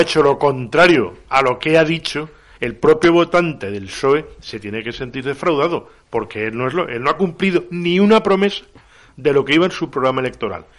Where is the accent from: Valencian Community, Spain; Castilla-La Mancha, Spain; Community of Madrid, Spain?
Valencian Community, Spain; soy valenciano, soy valenciano parlante